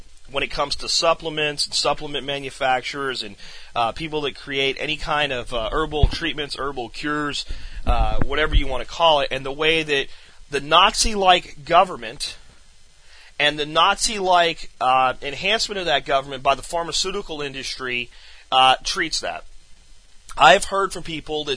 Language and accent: English; Pennsylvania, United States; moved away; when I was growing up in Pennsylvania